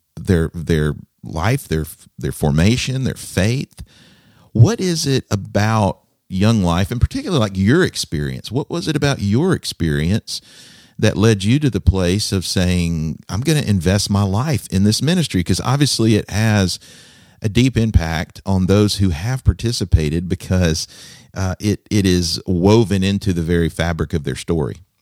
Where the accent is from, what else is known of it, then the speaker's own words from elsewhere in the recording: Alabama, United States; where I grew up in Alabama.